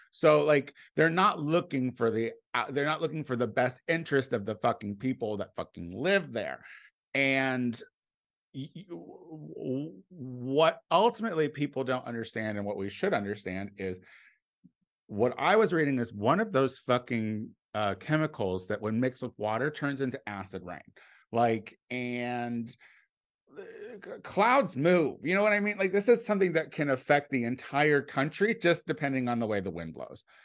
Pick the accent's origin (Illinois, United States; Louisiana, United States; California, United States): Illinois, United States; Clinton; moved away; my hometown was, uh, like, a little hub of train track connections